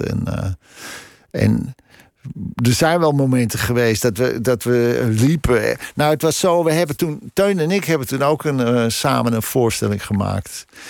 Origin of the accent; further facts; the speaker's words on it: Krommenie, North Holland, Netherlands; also born or lived in Amsterdam; ik heb daar van mijn tiende tot mijn twintigste uh, gewoond in Cromony